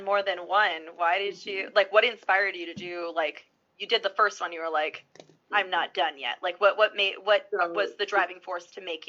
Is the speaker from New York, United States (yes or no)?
yes; New Rochelle, New York, United States; now in Massachusetts, United States; I was a 10506 for a little while. I originally grew up in New Rochelle, which is just outside of New York City. I live in Massachusetts now, just outside of Boston. So I went from like kind of a big city to a kind of a small city.